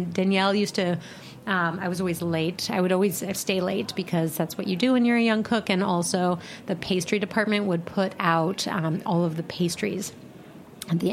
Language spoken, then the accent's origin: English; Colorado, United States; moved away as an adult; also born or lived in New York; I grew up in Colorado